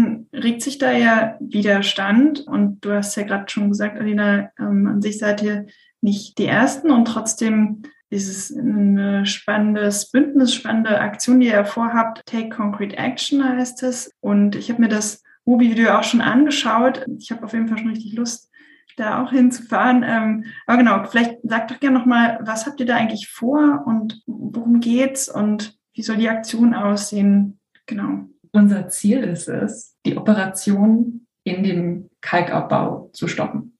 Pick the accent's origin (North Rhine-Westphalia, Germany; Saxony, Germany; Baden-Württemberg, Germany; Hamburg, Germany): Hamburg, Germany; moved away; also born or lived in Sweden; ich komme ursprünglich aus Hamburg, war jetzt aber in Schweden